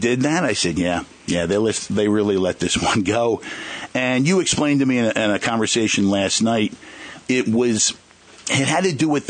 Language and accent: English; Jersey Shore, Long Beach Island, New Jersey, United States; growing up on the Jersey Shore, Long Beach Island, a beach kid